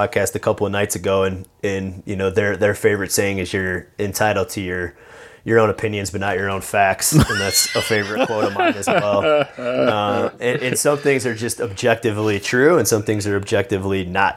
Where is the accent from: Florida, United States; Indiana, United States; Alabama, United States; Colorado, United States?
Indiana, United States; moved away as an adult; I grew up in Indiana